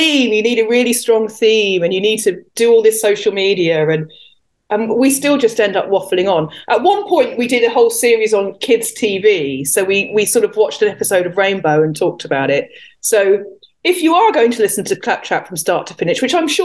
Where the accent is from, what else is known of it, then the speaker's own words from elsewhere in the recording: England, United Kingdom; I am English after all